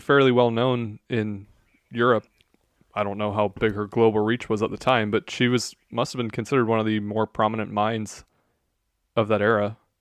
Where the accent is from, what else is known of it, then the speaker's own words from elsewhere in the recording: United States; as an American